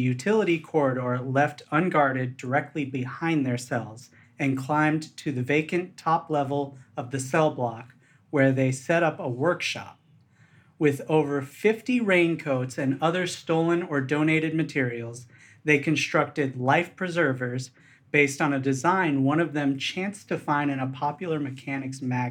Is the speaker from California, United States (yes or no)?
yes; Rio Vista, California, United States; I grew up in Rio Vista, which is, like, an hour east of San Francisco